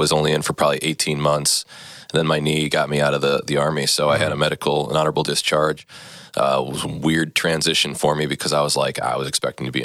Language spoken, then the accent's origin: English; Neenah, Wisconsin, United States; Yeah, so I grew up in Neenah. I was kind of a jock in high school.